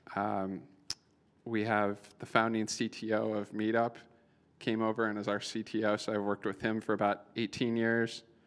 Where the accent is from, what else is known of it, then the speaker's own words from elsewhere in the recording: Iowa, United States; moved away as an adult; now in New York, United States; I'm from Iowa